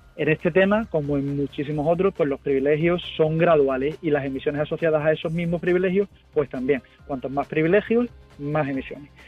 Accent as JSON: {"language": "Spanish", "town": "Huelva", "region": "Andalusia", "country": "Spain", "said": "soy de Huelva"}